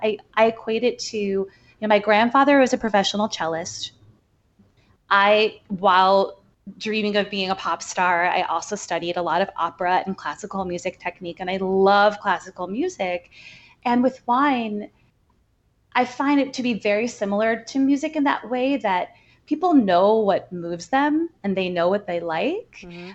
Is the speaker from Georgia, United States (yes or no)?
no; outside of Chicago, Illinois, United States; now in New York, United States; I grew up right outside of Chicago. Uh, so Midwestern girl, but I've been in New York for long enough, I think, to call myself an official New Yorker